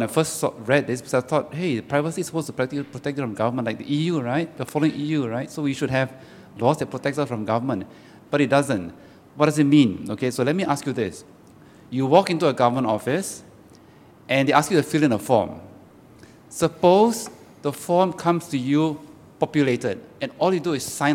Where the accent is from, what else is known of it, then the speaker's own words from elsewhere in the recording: Singapore; I'm from Singapore